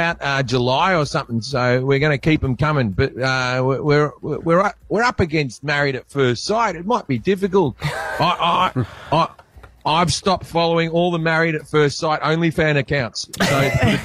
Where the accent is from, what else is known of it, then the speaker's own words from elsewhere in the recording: Australia; moved away as an adult; also born or lived in United Kingdom; now in United States; I'm Australian